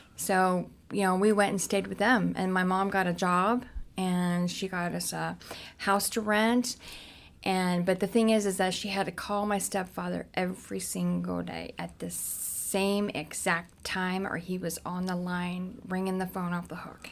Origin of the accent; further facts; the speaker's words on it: Cincinnati, Ohio, United States; I grew up in Cincinnati. That's where my mom was, um, Price Hill in Cincinnati